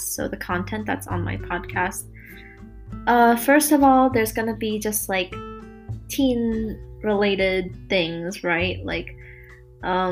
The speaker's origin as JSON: {"language": "English", "region": "Maryland", "country": "United States", "said": "I'm from Maryland, but I'll be moving to Pittsburgh soon to go to school at Carnegie Mellon University"}